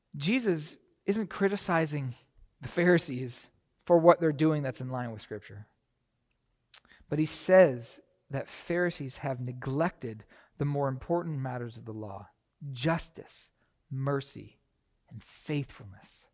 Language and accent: English; Canada; moved away as an adult; now in United States; I was from Canada